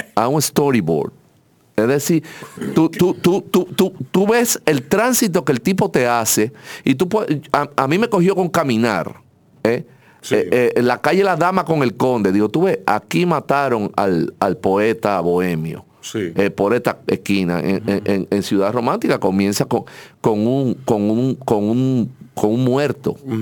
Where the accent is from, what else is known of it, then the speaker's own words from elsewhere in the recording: Santo Domingo, Distrito Nacional, Dominican Republic; nosotros somos de aquí, de dos esquinas de acá